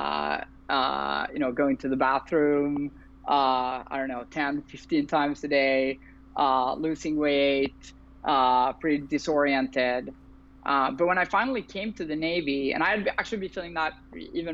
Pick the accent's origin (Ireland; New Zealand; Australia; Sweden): Sweden; moved away as an adult; also born or lived in Berlin, Germany; now in San Francisco, United States; I currently live in San Francisco, California. I've been here for about 6 years now, but I'm originally from Sweden